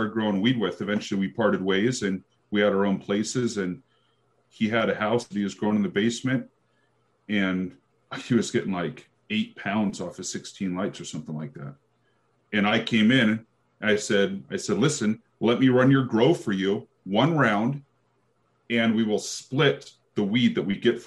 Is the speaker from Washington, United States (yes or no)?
yes; Seattle, Washington, United States; moved away as an adult; also born or lived in Portland, Oregon; I'm from the Seattle area